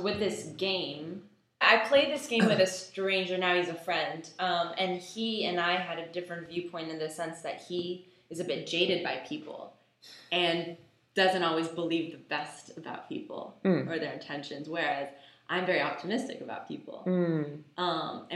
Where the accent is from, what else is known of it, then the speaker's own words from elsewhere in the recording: United States; also born or lived in Israel; I was born in Israel, and my mom and I moved to America when I was 6 years old